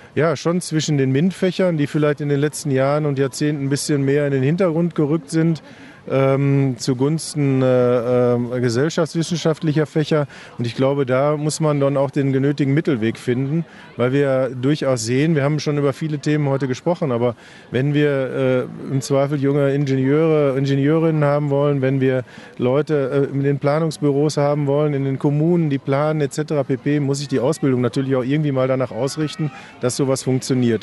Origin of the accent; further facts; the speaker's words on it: Hamm, North Rhine-Westphalia, Germany; zumindest weiß ich über meine Heimat doch relativ viel.